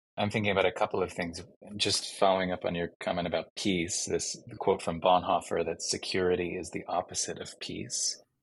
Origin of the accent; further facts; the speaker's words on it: Chicago, Illinois, United States; my hometown of Chicago